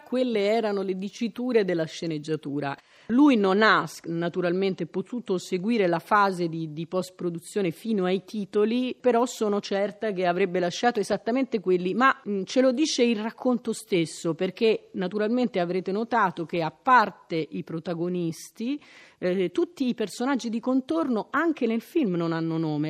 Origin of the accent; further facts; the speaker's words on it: Rome, Lazio, Italy; siamo romani